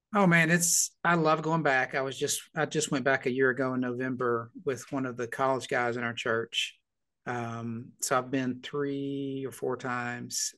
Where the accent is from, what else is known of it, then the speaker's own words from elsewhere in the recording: Little Rock, Arkansas, United States; moved away; I grew up in Little Rock